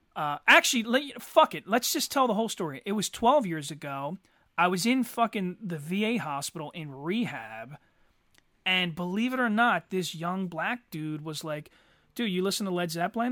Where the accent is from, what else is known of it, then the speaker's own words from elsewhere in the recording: Eddystone, Pennsylvania, United States; also born or lived in Norwood, Pennsylvania; I always associate Eddie Stone as my childhood